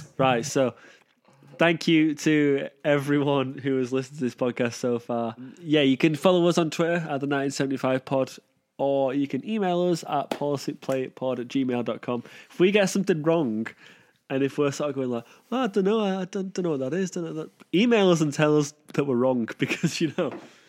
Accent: Manchester, North West England, United Kingdom; I mean, that is amplified by the fact we're from Manchester and that haircut is very prevalent.

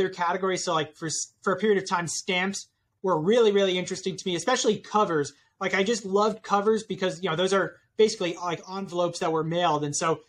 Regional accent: New York City, New York, United States; I grew up in Brooklyn

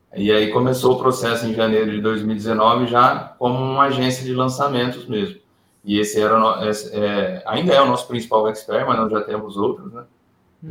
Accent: Ribeirão Preto, São Paulo, Brazil; moved away as an adult; voltar para o interior de São Paulo, porque eu sou de Ribeirão Preto, eu trabalhava sempre em outras cidades

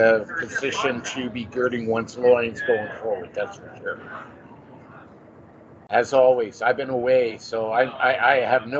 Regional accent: Canada; being Canadian

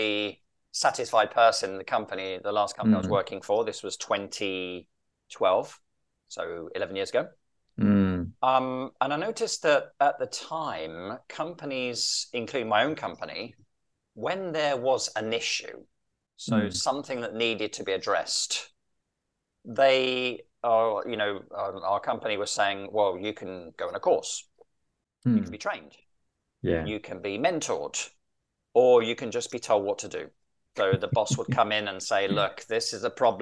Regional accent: London, United Kingdom; moved away as an adult; now in Rome, Italy; I am from London in the UK. I have been living in Italy now since 1992

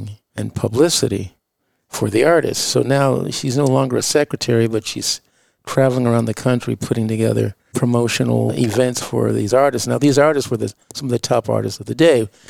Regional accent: Los Angeles, California, United States; I was born in 53 in Los Angeles

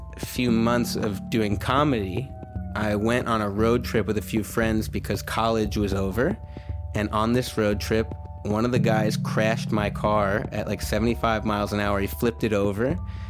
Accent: New York, United States; I'm from New York

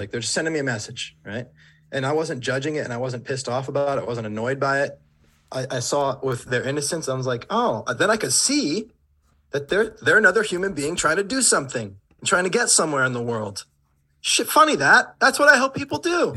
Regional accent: Warwick, Rhode Island, United States; moved away as an adult; I grew up in Rhode Island in the suburb, like, place called Warwick

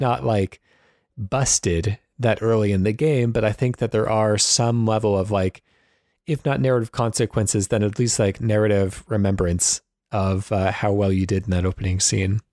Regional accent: United States; as an American

